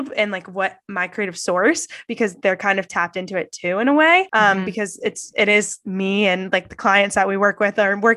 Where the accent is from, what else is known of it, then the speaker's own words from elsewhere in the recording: Columbus, Ohio, United States; also born or lived in New York; I grew up in Columbus, Ohio